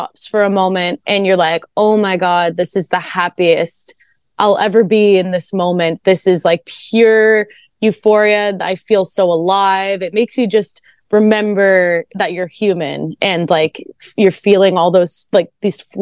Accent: Canada; I'm Canadian

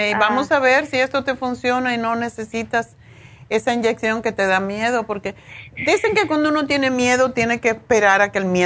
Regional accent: Cuba; moved away as an adult; also born or lived in Spain; cuando yo me fui de Cuba tenía un apartamento lujosísimo, eh, frente al malecón, en el piso décimo

